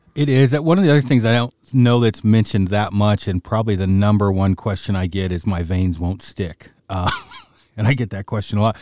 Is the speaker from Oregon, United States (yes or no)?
yes; Oregon, United States; moved away; my hometown, sort of, state in Oregon